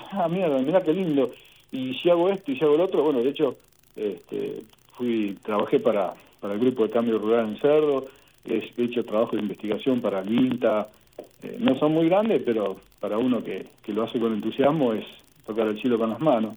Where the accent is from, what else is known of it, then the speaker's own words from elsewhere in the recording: Saladillo, Buenos Aires Province, Argentina; yo soy de Saladillo, de la provincia de Buenos Aires.